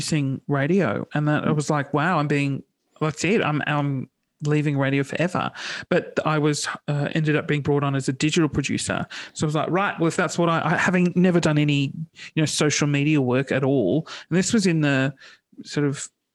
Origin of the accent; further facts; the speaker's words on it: Sydney, New South Wales, Australia; Sydney. I grew up in Sydney